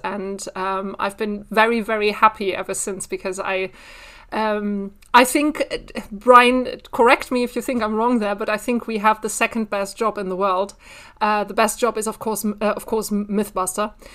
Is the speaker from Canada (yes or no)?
no; Bielefeld, North Rhine-Westphalia, Germany; I'm originally from Bielefeld